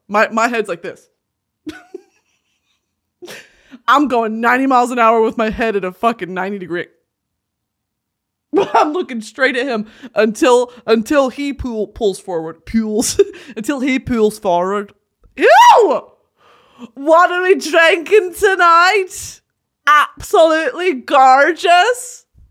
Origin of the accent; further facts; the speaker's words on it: United States; I'm American.